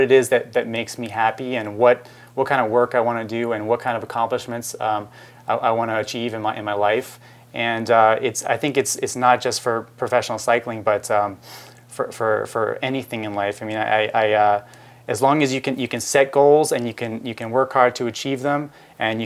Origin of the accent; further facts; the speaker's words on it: Philadelphia, Pennsylvania, United States; I grew up in Philadelphia